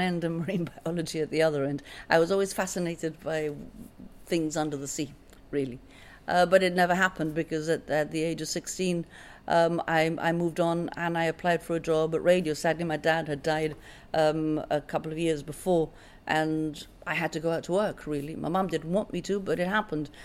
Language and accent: English; Gibraltar; I came from Loreto Convent, so when I went into the comprehensive system, uh, all the schools came came together